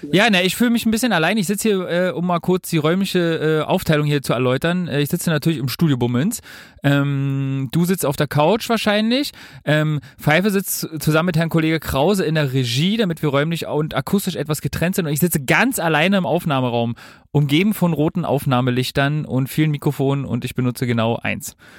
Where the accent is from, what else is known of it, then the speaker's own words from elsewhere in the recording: Berlin, Germany; ich als Urberliner